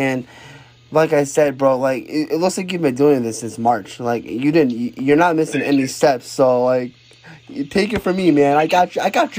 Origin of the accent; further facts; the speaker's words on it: Connecticut, United States; I'm from Connecticut, so Jersey is like a 4-hour drive from here